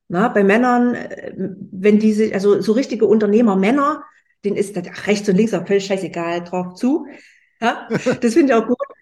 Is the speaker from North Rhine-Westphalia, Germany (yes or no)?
no; Leipzig, Saxony, Germany; ich komme aus Leipzig